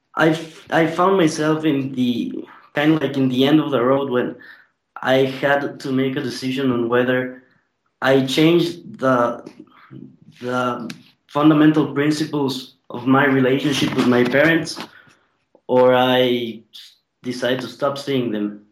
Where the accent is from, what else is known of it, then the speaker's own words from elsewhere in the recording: Ecuador; I'm from Ecuador